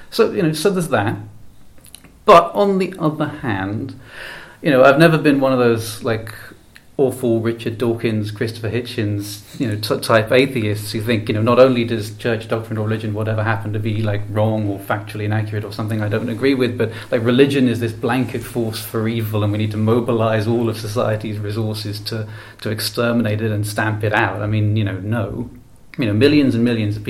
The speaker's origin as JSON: {"language": "English", "country": "Ireland", "said": "I come from Ireland, a country with no shortage, as you may have heard, of Catholicism in its history"}